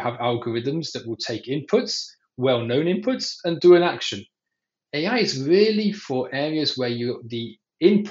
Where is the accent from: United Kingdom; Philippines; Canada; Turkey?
United Kingdom; England; now in Israel; I'm actually based out of Israel, even though the accent might be deceiving. I was born in England